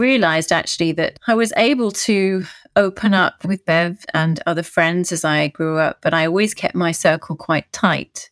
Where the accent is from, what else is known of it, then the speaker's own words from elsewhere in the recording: United Kingdom; moved away as an adult; now in France; I live in France, married to a Frenchman, but oh, as you can hear, I'm very British.